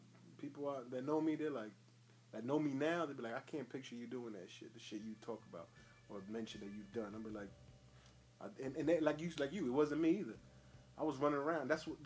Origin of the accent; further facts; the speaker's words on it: New Jersey, United States; I'm from Jersey